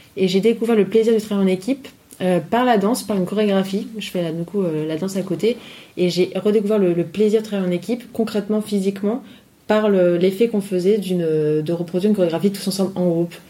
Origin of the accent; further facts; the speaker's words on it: Nice, Provence-Alpes-Côte d'Azur, France; moved away as an adult; also born or lived in Paris; je suis donc originaire de Nice.